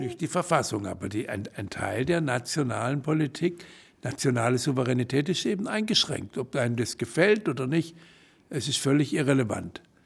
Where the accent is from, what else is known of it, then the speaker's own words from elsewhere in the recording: Baden-Württemberg, Germany; also born or lived in Berlin; Baden-Württemberg, mein Heimatland, was man an einer Sprachfärbung gar nicht äh, erkennen würde